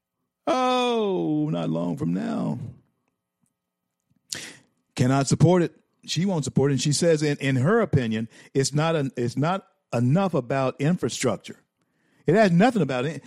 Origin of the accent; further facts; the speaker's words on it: Louisiana, United States; now in Florida, United States; My home state is always Louisiana